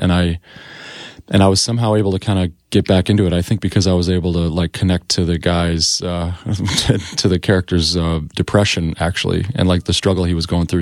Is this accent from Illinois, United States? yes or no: yes; Joliet, Illinois, United States; moved away as an adult; also born or lived in Iowa; now in New York City, United States; I grew up in Illinois, in Joliet, Illinois